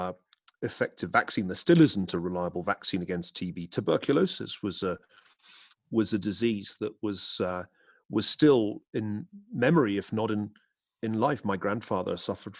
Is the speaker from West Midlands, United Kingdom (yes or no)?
no; Glasgow, Scotland, United Kingdom; growing up in Glasgow in the west of Scotland